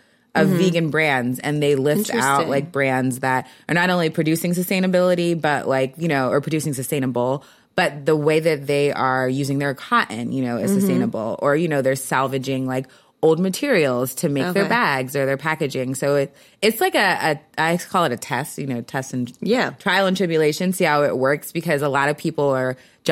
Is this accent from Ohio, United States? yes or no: no; Philadelphia, Pennsylvania, United States; I grew up in Philly